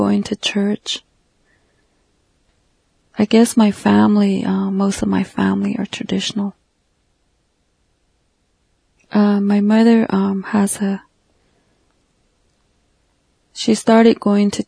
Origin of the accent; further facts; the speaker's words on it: Northern Arizona, United States; I'm a Navajo from the Southwest United States in Northern Arizona